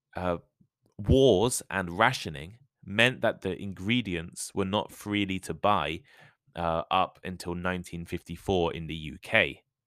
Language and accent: English; United Kingdom; moved away as an adult; also born or lived in London / Japan / Taipei, Taiwan; now in Tokyo, Japan; I grew up in a village not too far away from London